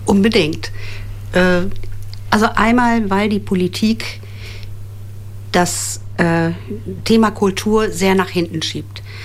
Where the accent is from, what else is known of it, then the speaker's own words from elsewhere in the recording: Osnabrück, Lower Saxony, Germany; Ich bin gebürtige Osnabrückerin